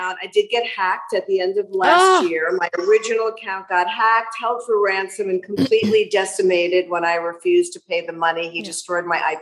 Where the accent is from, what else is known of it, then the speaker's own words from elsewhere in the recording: New York, United States; also born or lived in Aventura, Florida; now in Miami, United States; I do still identify as a New Yorker